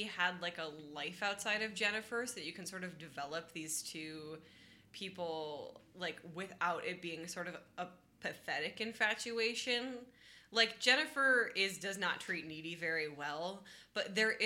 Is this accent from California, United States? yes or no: no; Michigan, United States; I'm from Michigan